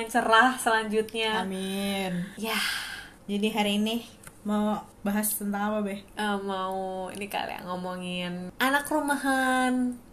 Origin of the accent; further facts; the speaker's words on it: Jakarta, Indonesia; ya gue kan dari Jakarta ya mau nggak mau gue harus masa gue harus bolak balik Jakarta kan nggak mungkin